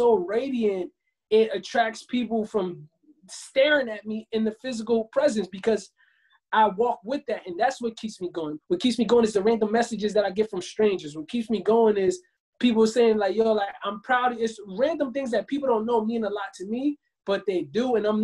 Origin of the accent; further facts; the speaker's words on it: Camden, New Jersey, United States; moved away as an adult; now in Los Angeles, United States; growing up, I'm from Camden, New Jersey